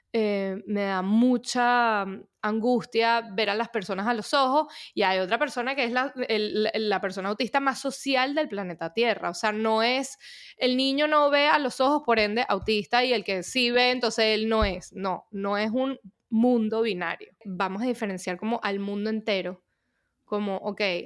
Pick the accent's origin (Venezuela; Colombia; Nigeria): Venezuela; moved away as an adult; also born or lived in United States; yo soy de Venezuela, pasé mi infancia en Venezuela